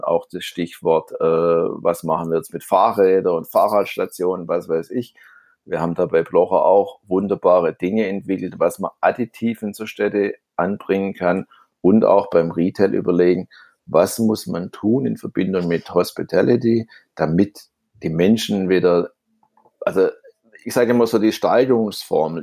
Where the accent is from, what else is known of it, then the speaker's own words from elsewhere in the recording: Stuttgart, Baden-Württemberg, Germany; accent: Swabian; ich bin ja Stuttgarter auf gut Schwäbisch